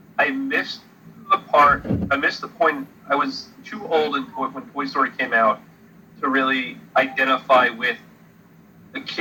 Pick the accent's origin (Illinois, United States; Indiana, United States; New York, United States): New York, United States; Long Island; growing up on Long Island and spending plenty of time going into New York City